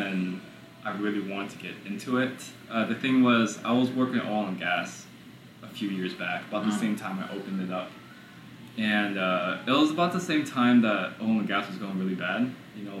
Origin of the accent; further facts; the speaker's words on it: New York City, New York, United States; now in Houston, United States; We were born here in Houston, but we lived in New York, in Brooklyn, for about 11, 12 years, and then came back here to Houston. So my childhood, I was raised in Brooklyn, but my adulthood is here in Houston.